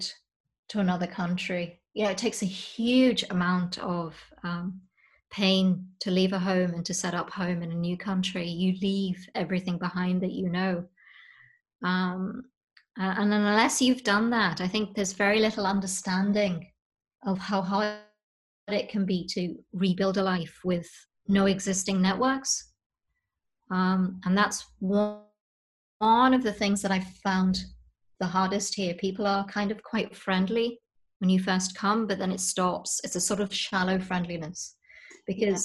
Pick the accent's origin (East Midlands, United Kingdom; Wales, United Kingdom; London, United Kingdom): East Midlands, United Kingdom; Leicester; moved away as an adult; now in Northern Ireland, United Kingdom; I grew up in England, there's, you know, a sense of home around that and my family's there